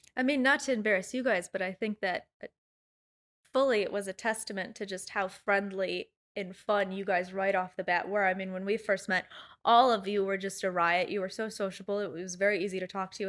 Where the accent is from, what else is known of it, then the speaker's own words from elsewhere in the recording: Chicago, Illinois, United States; I grew up in Chicago